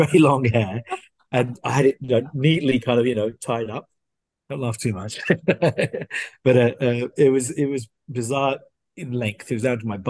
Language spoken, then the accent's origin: English; Slough, South East England, United Kingdom; moved away as an adult; also born or lived in Bedfont, London; now in Singapore; I was born in Slough, raised there until I was about 12.